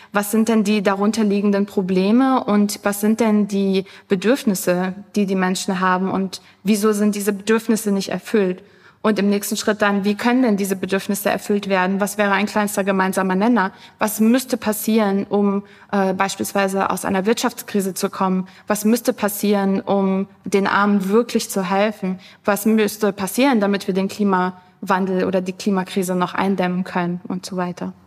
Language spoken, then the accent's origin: German; Germany; bei uns in Deutschland